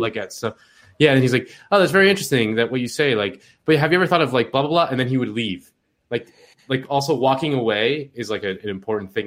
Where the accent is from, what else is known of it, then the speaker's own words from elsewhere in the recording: Miami, Florida, United States; I'm from Miami